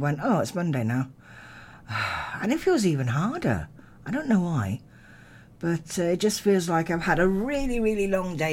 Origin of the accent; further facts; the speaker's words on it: Narberth, Wales, United Kingdom; growing up in Narberth. I was in Narberth Primary and then Narberth Secondary